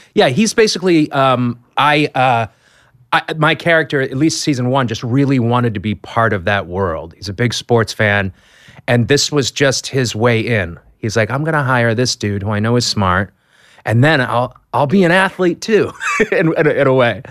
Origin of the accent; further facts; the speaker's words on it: Boston, Massachusetts, United States; I'm from Boston